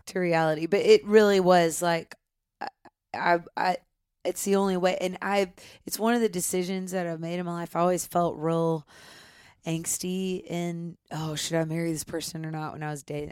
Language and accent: English; Nashville, Tennessee, United States; I grew up here in Nashville